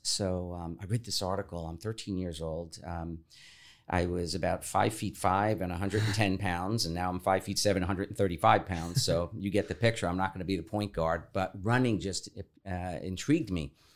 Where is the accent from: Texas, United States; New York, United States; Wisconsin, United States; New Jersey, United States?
New York, United States; New York City; moved away; also born or lived in Florida; when I was thirteen years old, uh, growing up in the Bronx, the oldest of five kids in, uh, in an Irish immigrant family